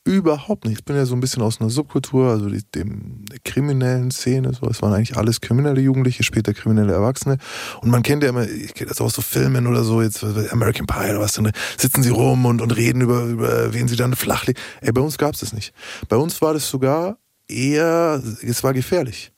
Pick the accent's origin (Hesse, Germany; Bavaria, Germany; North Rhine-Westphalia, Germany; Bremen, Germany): Bavaria, Germany; ich bin aus Bayern